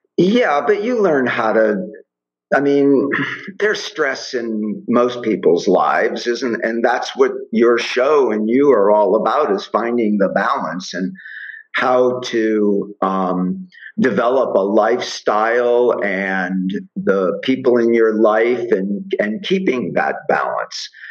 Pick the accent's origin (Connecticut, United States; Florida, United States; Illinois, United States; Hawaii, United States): Florida, United States; Miami; born or raised there